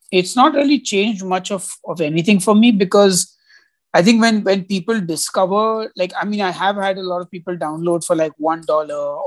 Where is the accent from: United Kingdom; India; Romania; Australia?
India; as an Indian citizen